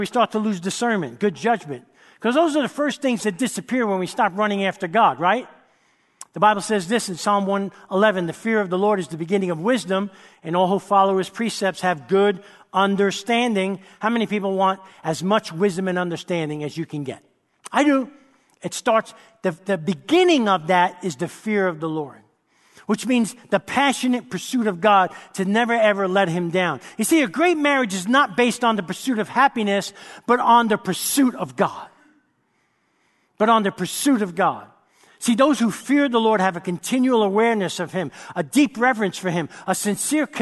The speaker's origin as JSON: {"language": "English", "town": "New York City", "region": "New York", "country": "United States", "tie": "born or raised there", "said": "I grew up in New York City"}